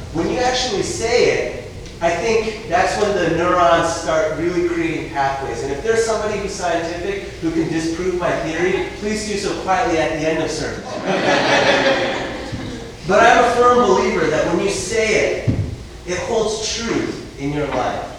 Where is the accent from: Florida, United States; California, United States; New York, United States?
New York, United States; New York City; I grew up in New York City